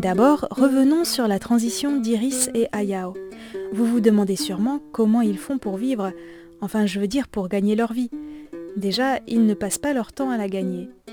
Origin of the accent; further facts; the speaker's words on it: Alsace, Grand Est, France; mon village natal en Alsace